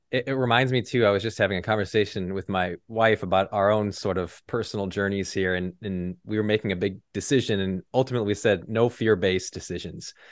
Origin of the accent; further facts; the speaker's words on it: Illinois, United States; moved away as an adult; also born or lived in Texas; lived in Illinois my whole life